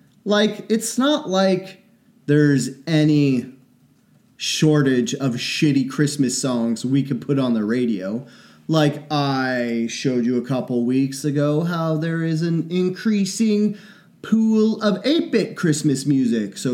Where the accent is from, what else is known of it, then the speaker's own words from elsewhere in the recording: Cleveland, Ohio, United States; I'm from Cleveland.